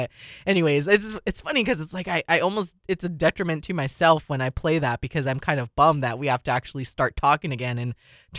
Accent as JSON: {"language": "English", "town": "Waipahu", "region": "Hawaii", "country": "United States", "also_born_or_lived": "Mililani", "said": "I'm from Waipahu"}